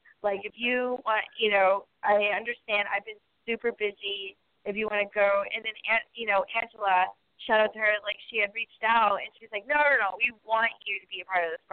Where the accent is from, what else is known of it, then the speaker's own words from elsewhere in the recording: Riverside, California, United States; I grew up in Riverside, California, basically my whole life.